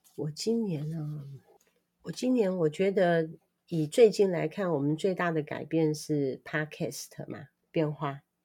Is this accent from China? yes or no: no; Taiwan; 我们台湾人是太健康了吗？